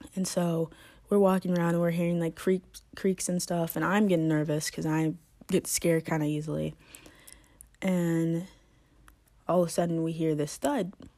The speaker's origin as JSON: {"language": "English", "region": "Georgia", "country": "United States", "said": "I'm from Georgia"}